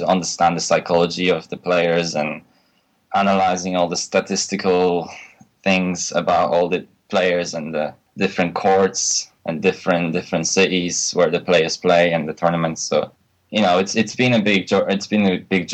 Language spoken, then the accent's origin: English; Poland; moved away as an adult; now in United Kingdom; I was born in Poland, but I recently moved to UK to study at the university to my college degree